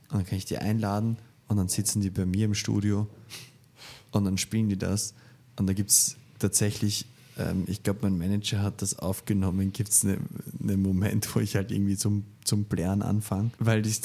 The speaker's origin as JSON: {"language": "German", "region": "Vienna", "country": "Austria", "said": "ich komme halt aus Wien."}